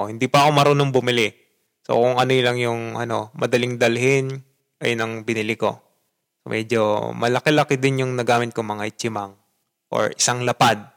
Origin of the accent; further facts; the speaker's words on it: Philippines; moved away as an adult; also born or lived in Japan; bansa na iyong kinalakihan na dun sa bansa ako na pinanggalingan ko, syempre Pilipinas